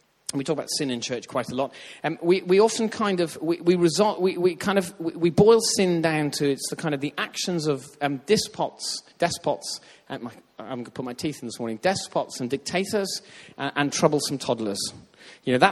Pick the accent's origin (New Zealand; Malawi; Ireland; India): Ireland; I grew up in Ireland where they talk about faith all the time.